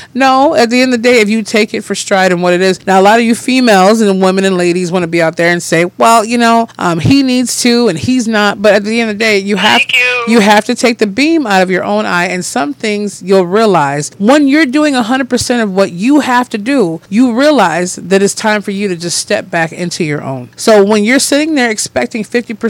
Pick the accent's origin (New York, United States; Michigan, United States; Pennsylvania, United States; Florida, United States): Michigan, United States; Detroit; also born or lived in Lansing, Michigan; I was born in Detroit. Yep, Detroit, Michigan.